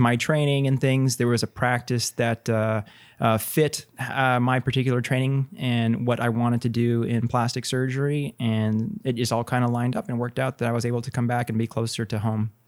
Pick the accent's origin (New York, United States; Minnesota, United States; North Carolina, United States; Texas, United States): Texas, United States; Corpus Christi; also born or lived in Houston / Pennsylvania / Ohio; now in San Antonio, United States; I'm from Texas originally, born and raised in Corpus